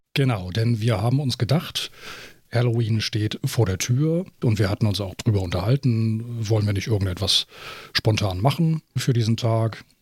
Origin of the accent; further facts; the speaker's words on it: Germany; bei uns in Deutschland